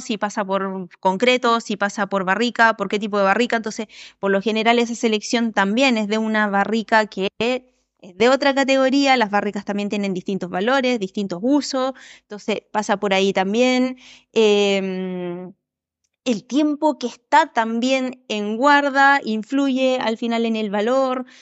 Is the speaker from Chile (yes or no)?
yes; Chile; also born or lived in Uruguay